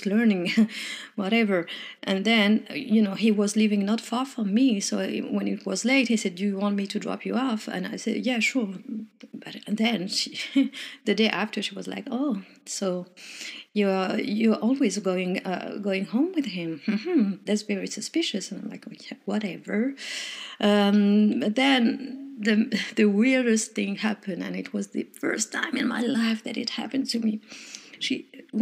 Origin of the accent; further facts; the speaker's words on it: Morocco; English is a second language; moved away; also born or lived in France; I'm originally from Morocco, but I'm French